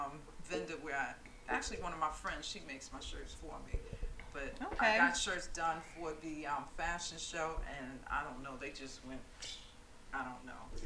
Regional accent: Jersey City, New Jersey, United States; now in Rahway, United States; But I grew up in Jersey City. Most of my friends and family are in Jersey City.

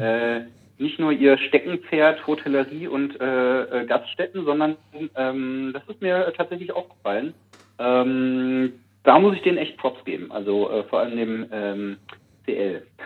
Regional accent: Karlsruhe, Baden-Württemberg, Germany; aus meiner Heimatstadt Karlsruhe

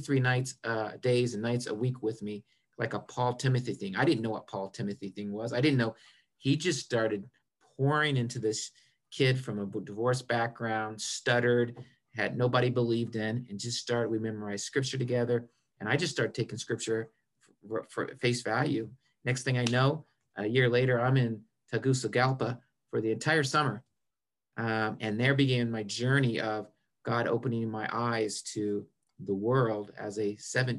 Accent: Marion, Indiana, United States; moved away as an adult; now in South Carolina, United States; I grew up in Marion, Indiana, small town

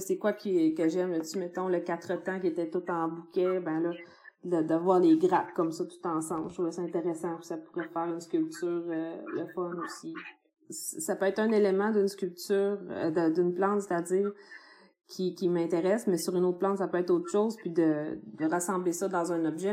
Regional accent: Baie-Comeau, Quebec, Canada; moved away as an adult; quand je suis partie, en fait, de Bécomo, j'avais 18 ans, puis j'étais pas tant que ça intéressée par ma région

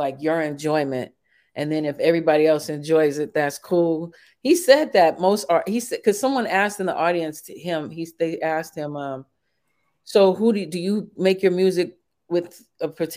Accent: Chicago, Illinois, United States; I grew up in Chicago. In the projects sometimes

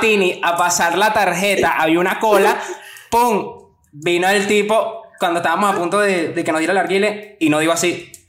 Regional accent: Maracay, Aragua, Venezuela; moved away; also born or lived in Europe; Vengo de Maracay, igual que estos tres huevones, la única diferencia es que, bueno, yo tengo papel europeo y estoy en Europa

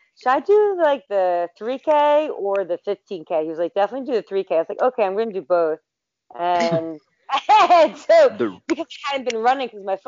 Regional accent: Philadelphia, Pennsylvania, United States; I'm from Philadelphia area, so PA, you know, Rocky all the way

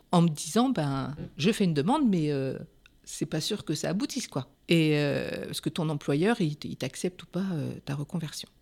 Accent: Pays de la Loire, France; moved away as an adult; also born or lived in Vienne; now in Poitiers, France; je suis des Pays de Loire, je suis en Juvine

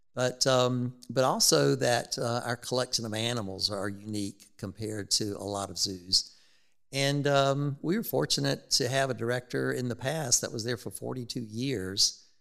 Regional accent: Rock Hill, South Carolina, United States; I grew up in Rock Hill

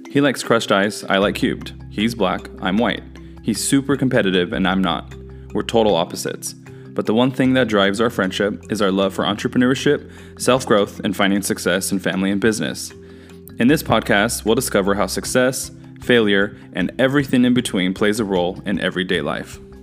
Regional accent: Fresno, California, United States; I am born and raised in Fresno

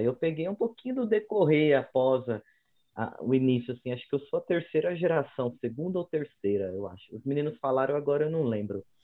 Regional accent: São Paulo, Brazil; moved away as an adult; also born or lived in Uberlândia; eu sou aqui de São Paulo mesmo. Eu sou da Zona Norte. Nascido, crescido, criado.

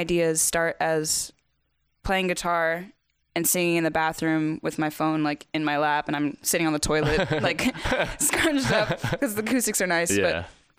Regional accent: the South, United States; I'm from the south

